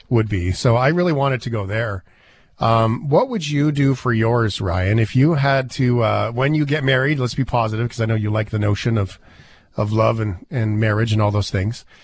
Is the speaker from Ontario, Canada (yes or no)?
no; Calgary, Alberta, Canada; Like uh, you're from Calgary, I'm from Calgary